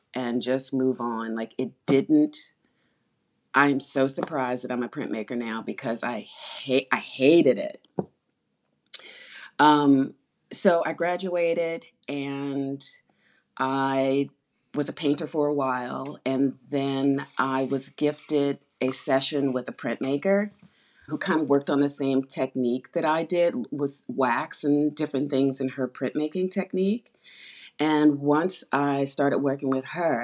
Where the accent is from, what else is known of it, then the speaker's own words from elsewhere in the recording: Washington, District of Columbia, United States; moved away as an adult; now in New York, United States; I'm from Washington, D.C., but I've been here over 30 years